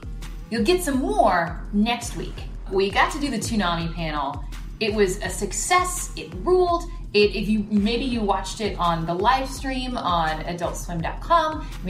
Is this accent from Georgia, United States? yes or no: yes; Atlanta, Georgia, United States; my hometown convention of Dragon Con.